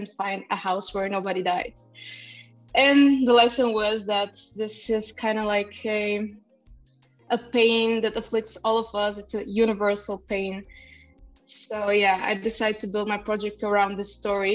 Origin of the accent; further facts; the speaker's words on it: Bulgaria; I'm half Kurdish, half Russian, which is pretty complicated, but I grew up in Bulgaria